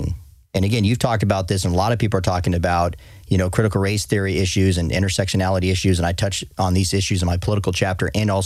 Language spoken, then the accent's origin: English; Tucson, Arizona, United States; growing up in Tucson, Arizona, coming from a Mexican family